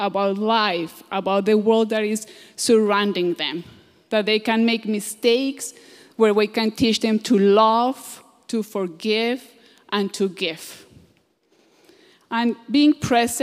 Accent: Colombia; moved away; I'm from Colombia.

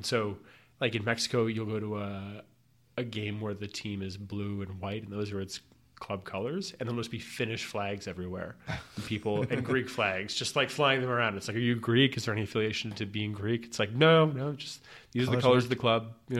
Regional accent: London, United Kingdom; So I grew up in North London supporting this tiny club that I really enjoyed

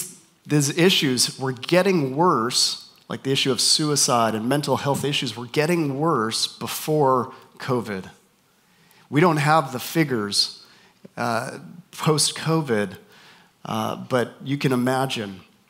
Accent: Canada; also born or lived in North Carolina / Minnesota / Texas; now in Southern California, United States; We moved up to Canada, where I'm from. So if you hear my accent and you're wondering where is this guy from, my accent is just confused. Spent time in North Carolina, in Minnesota, here, and back in Canada. Now we're in Southern California

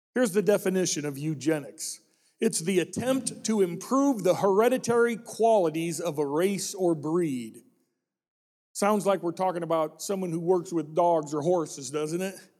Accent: Illinois, United States; When I grew up in Illinois

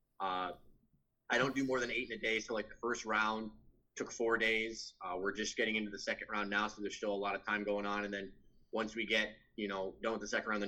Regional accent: Midwest, United States; also born or lived in Oregon / New Hampshire / Tennessee / California; now in Milwaukee, United States; We grew up in the Midwest

